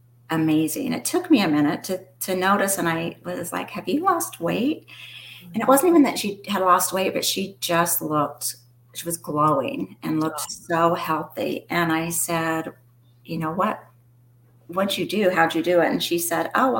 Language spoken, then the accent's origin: English; Phoenix, Arizona, United States; also born or lived in Utah / Portland, Oregon; I was born and raised here in Phoenix, Arizona